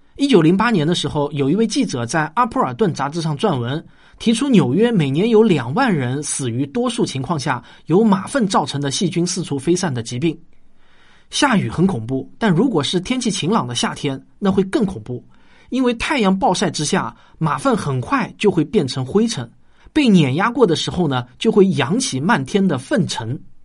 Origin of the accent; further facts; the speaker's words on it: Shaoxing, Zhejiang, China; 我小时候在绍兴的测水牌老家